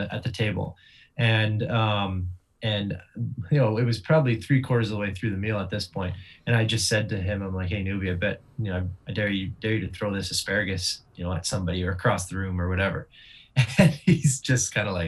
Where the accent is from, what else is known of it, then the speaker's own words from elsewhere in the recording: Vancouver, British Columbia, Canada; Vancouver, my hometown